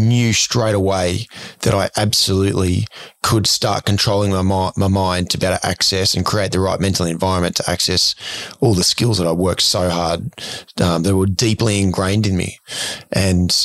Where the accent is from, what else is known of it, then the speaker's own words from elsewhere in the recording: Ipswich, Queensland, Australia; Ipswich, where I grew up